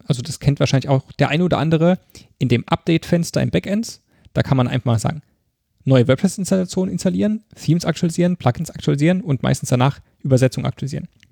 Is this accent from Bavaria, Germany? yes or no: no; Mannheim, Baden-Württemberg, Germany; accent: Mannheimerisch; Ich liebe meine Heimatstadt